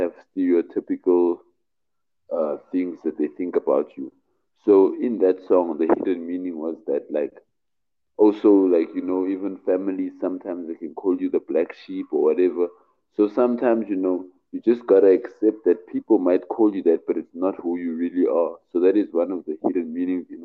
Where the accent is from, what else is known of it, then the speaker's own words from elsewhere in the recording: Cape Town, Western Cape, South Africa; I'm from Cape Town, South Africa.